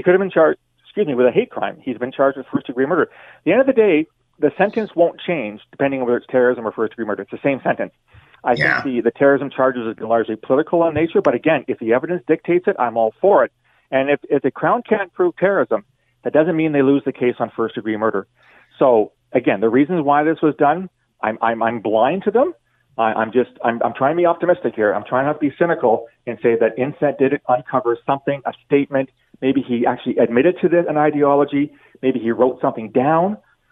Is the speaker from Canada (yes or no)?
yes; London, Ontario, Canada; I'm from London